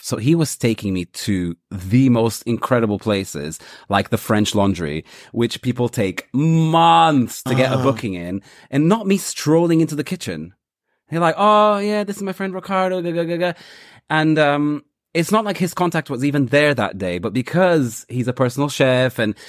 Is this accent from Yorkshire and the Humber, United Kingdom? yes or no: no; London, United Kingdom; Whereas I come from London.